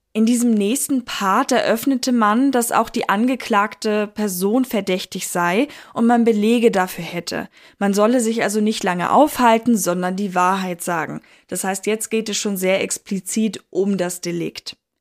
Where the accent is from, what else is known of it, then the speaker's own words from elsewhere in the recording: Northern Germany, Germany; ich bin Deutsche, ich gebe es offen zu. Aus dem hohen Norden komme ich her